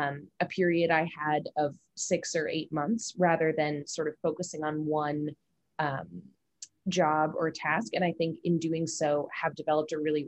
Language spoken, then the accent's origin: English; United States; also born or lived in China; now in Hong Kong; as an American